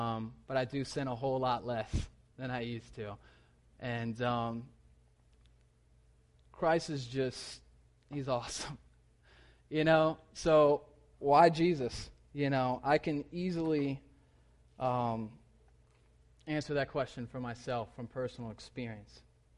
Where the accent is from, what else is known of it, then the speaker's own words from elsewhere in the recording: the South, United States; I grew up in the South. I'd seen altar calls.